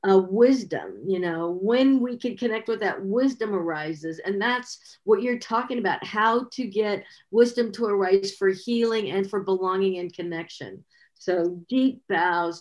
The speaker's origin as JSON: {"language": "English", "town": "San Francisco", "region": "California", "country": "United States", "tie": "born or raised there", "said": "I grew up pretty poor in San Francisco"}